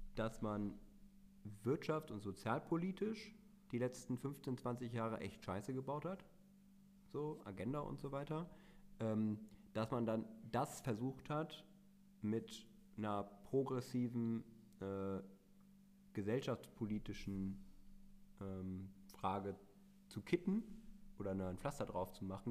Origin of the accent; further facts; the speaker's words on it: Meerbusch, North Rhine-Westphalia, Germany; ich komme aus Meerbusch.